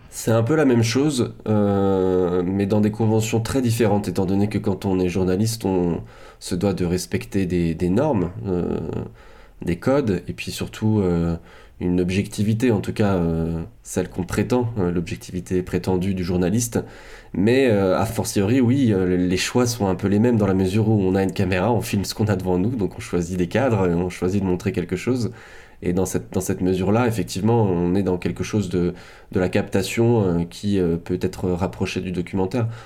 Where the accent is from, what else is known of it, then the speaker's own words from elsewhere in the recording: France; en tant que Français